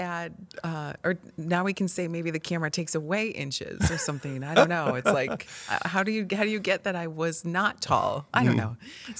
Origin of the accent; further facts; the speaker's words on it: Illinois, United States; We weren't exposed to scientists, engineers, and launches or rocketry whatsoever growing up in the Midwest.